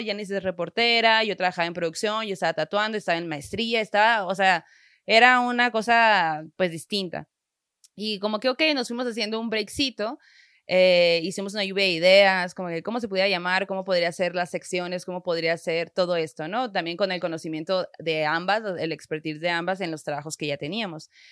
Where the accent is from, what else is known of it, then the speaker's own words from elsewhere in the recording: Sonora, Mexico; yo como buena norteña, sonorense y crecida en una familia muy, muy católica